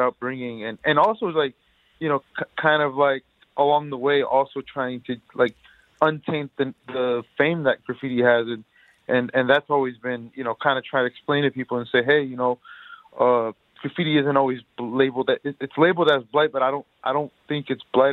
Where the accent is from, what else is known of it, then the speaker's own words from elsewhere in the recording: Detroit, Michigan, United States; I grew up in Detroit uh, my whole life